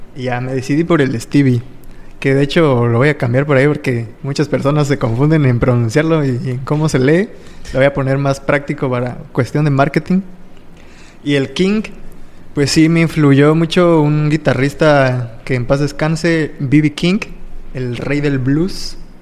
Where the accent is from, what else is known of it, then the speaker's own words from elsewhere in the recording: Playa del Carmen, Quintana Roo, Mexico; also born or lived in Naucalpan, State of Mexico / Tultepec, State of Mexico; ya llevo unos diecisiete, dieciocho años radicando aquí en Playa del Carmen. Me trajeron aquí a vivir como a los cinco años